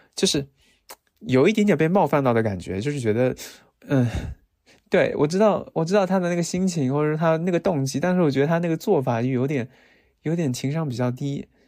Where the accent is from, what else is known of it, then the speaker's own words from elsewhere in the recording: Fujian, China; now in Shanghai, China; 我福建人嘛， 可能比较迷信